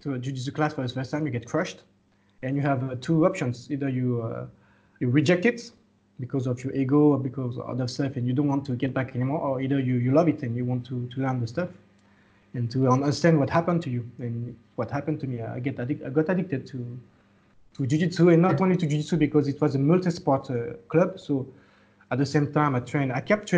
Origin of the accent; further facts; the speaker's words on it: France; moved away as an adult; now in Laos; I was born in France, but my parents are Lao. So I spent all my childhood, teenage, and young adulthood in France